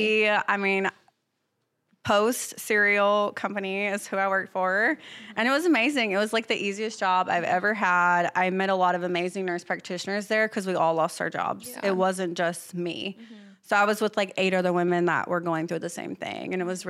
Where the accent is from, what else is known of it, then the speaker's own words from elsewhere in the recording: the South, United States; accent: Southern; But yeah, definitely I feel like my Southern hospitality and, like, my authenticity is really